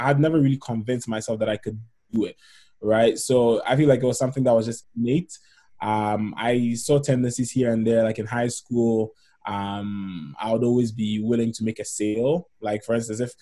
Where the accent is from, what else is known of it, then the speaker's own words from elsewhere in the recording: Ghana; moved away as an adult; now in Canada; in terms of my background, I'm from Ghana in West Africa.